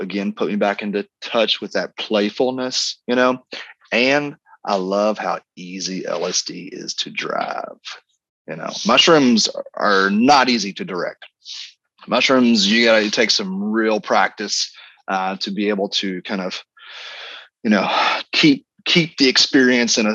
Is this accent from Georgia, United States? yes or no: no; Kentucky, United States; I grew up here in Kentucky, was bourbon country, and we grew up on alcohol